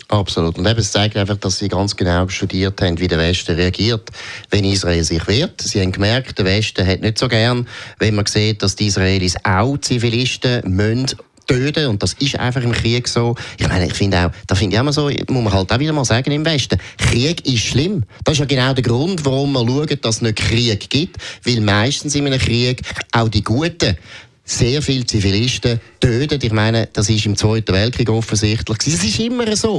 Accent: Switzerland; Haben wir je als Schweizer

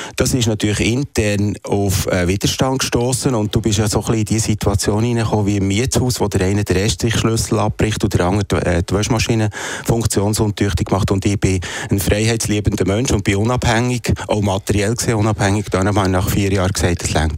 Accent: Emmental, Bern, Switzerland; Ich komme eigentlich, ich bin ein Emmentaler

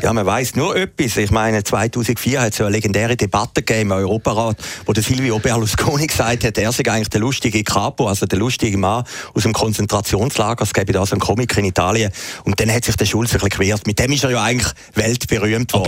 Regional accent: Switzerland; für uns, kleine Schweizer

